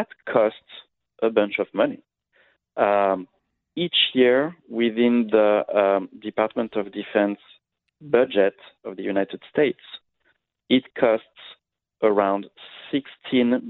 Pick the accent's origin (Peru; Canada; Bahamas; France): France; I grew up in France, in Europe